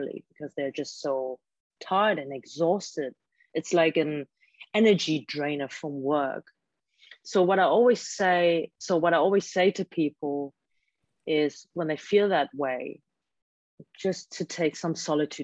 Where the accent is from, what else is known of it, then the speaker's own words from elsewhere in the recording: Germany; first language German; English is a second language; now in Hong Kong; I grew up in a Chinese household, but I was born and raised in Germany by Hong Kong Chinese parents